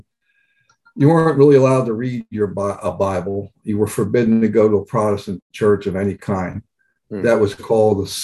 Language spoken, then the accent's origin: English; Atlantic City, New Jersey, United States; also born or lived in Hamilton, New Jersey; I was born in 1946, October 3rd, 1946, in Atlantic City, New Jersey, and grew up there. And we moved my parents from Atlantic City to Hamilton, New Jersey.